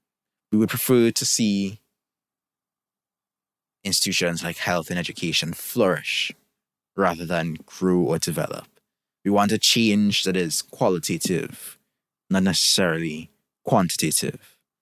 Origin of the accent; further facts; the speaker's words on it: Trinidad & Tobago; I'm from Trinidad and Tobago, for those who don't know